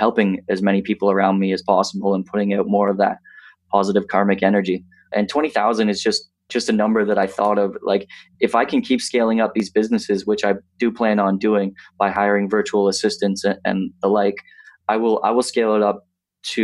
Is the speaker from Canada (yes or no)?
yes; 20 minutes outside of Lindsay, Ontario, Canada; also born or lived in Toronto, Canada; I grew up 20 minutes outside of Lindsay, Ontario